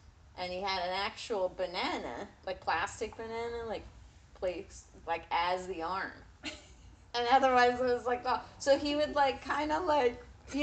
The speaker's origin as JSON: {"language": "English", "town": "Hicksville", "region": "New York", "country": "United States", "tie": "born or raised there", "said": "I was born in Hicksville, New York"}